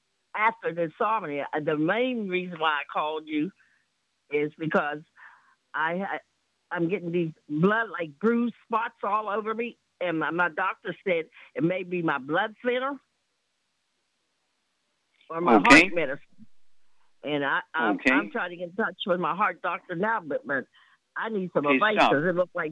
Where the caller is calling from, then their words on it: Washington, District of Columbia, United States; I'm from Washington, D.C.